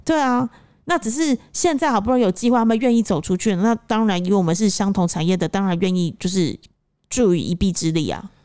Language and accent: Chinese; Taipei, Taiwan; moved away as an adult; now in Cambodia; 因为我是台北市长大的小孩